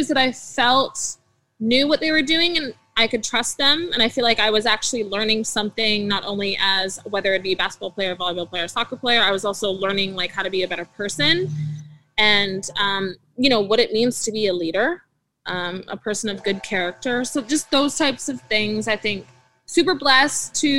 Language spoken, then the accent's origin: English; Port Coquitlam, British Columbia, Canada; also born or lived in Burnaby, British Columbia; I was born in Burnaby, British Columbia, and then I was raised in Port Coquitlam. So I did all my elementary, middle, and high school in Poco.